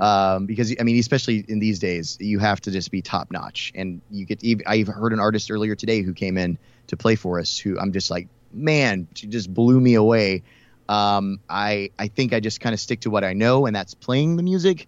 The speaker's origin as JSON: {"language": "English", "town": "Houston", "region": "Texas", "country": "United States", "tie": "born or raised there", "lives_now": "Dallas, United States", "said": "I'm Texas born and raised. I grew up in Houston."}